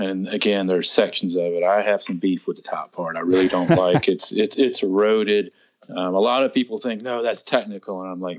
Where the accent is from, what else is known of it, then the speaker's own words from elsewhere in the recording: South Carolina, United States; moved away as an adult; now in Western North Carolina, United States; I grew up in South Carolina, which is only a 2-hour drive up to the mountains.